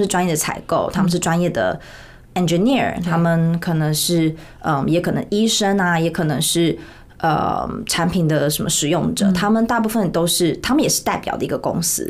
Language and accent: Chinese; Taiwan; moved away as an adult; also born or lived in United States; 我就是在台湾出生长大，在台湾求系毕业之后，我在P N G做业务做大概快五年